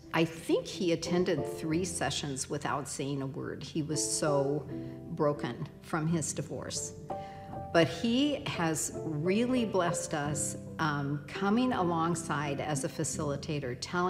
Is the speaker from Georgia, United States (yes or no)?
no; Keokuk, Iowa, United States; moved away as an adult; also born or lived in Twin Cities, Minnesota; now in Rochester, United States; I was raised in Keokuk, Iowa, on a farm with my half-brother, who was 10 years older than me.